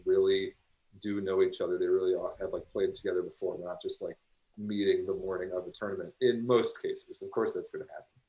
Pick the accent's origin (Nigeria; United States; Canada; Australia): United States; now in Chicago, United States; as an American